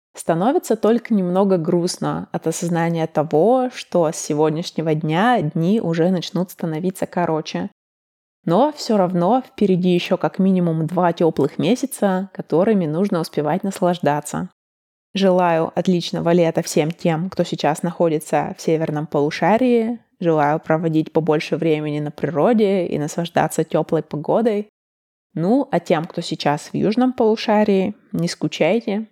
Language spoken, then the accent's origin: Russian; Russia; moved away; also born or lived in Chicago, United States; Мой родной город находится на 59 градусах северной широты. Это чуть южнее Санкт-Петербурга